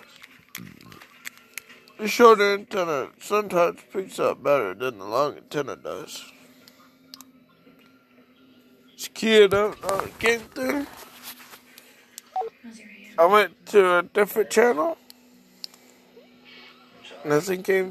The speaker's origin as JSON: {"language": "English", "town": "LaGrange", "region": "Georgia", "country": "United States", "said": "I'm from LaGrange, Georgia"}